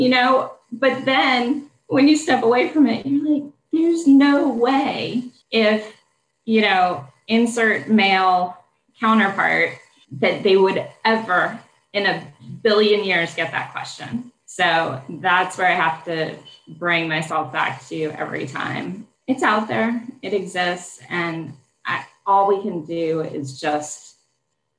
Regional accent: Delaware, United States; moved away as an adult; also born or lived in Syracuse / Washington, District of Columbia, United States; now in Richmond, United States; I grew up in Delaware, went to public school my whole life

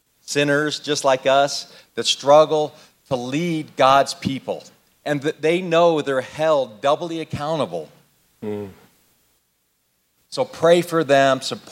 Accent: Arizona, United States; moved away; I was born and raised in Arizona

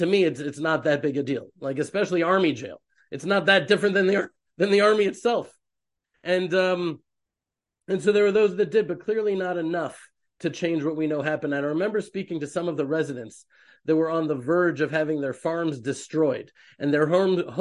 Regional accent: Houston, Texas, United States; now in Israel; I was raised in Houston, Texas

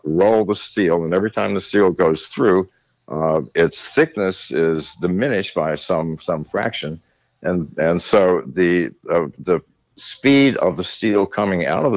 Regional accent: England, United Kingdom; I was born in England at the end of World War II.

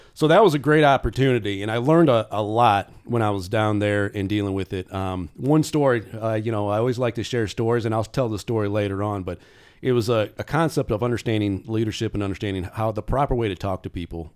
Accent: South Bend, Indiana, United States; moved away as an adult; also born or lived in Florida; now in Indianapolis, United States; I'm originally from South Bend, Indiana

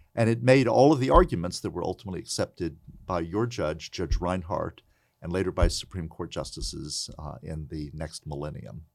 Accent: Princeton, West Virginia, United States; moved away as an adult; I grew up in Princeton, West Virginia, the county seat of Mercer County, in the house that my great-grandfather built.

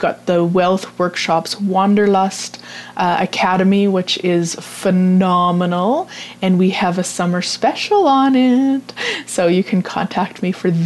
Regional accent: Vermilion, Alberta, Canada; my hometown here in Vermilion, Alberta

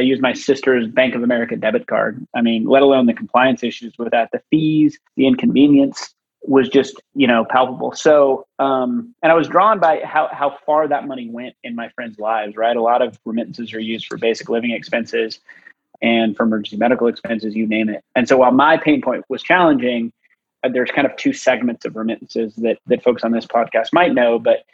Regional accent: Boise, Idaho, United States; moved away as an adult; also born or lived in Kenya; I grew up in Boise

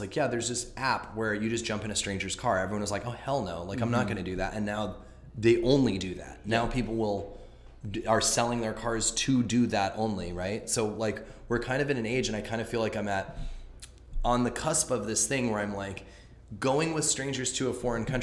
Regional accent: Los Angeles, California, United States; I'm from here, I'm from Los Angeles

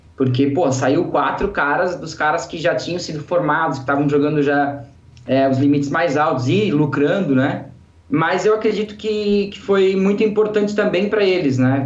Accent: Santa Catarina, Brazil; sou de uma cidade do interior aqui de Santa Catarina

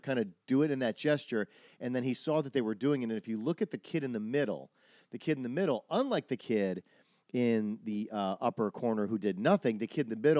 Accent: Wisconsin, United States; moved away; I'm from Wisconsin, and I was around for these things. When I was in college in Milwaukee

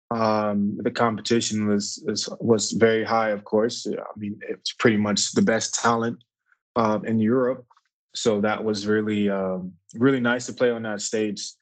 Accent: Atlanta, Georgia, United States; also born or lived in New Jersey / Virginia / Kansas; Um, I'm from Atlanta, Georgia. Originally from, I was born in New Jersey, and I moved around quite a bit um

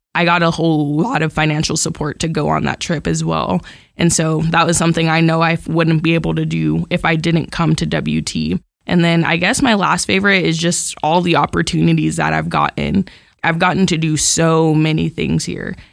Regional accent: Amarillo, Texas, United States; I'm from Amarillo, like, I live super close

